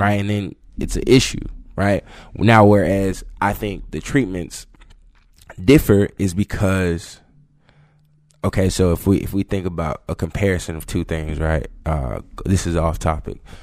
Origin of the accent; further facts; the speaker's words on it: Georgia, United States; moved away as an adult; also born or lived in Florida; now in South Carolina, United States; growing up in Georgia